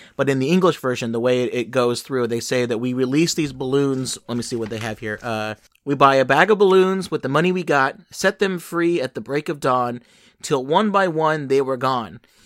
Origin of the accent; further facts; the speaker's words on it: Los Angeles, California, United States; a station that I grew up with in Los Angeles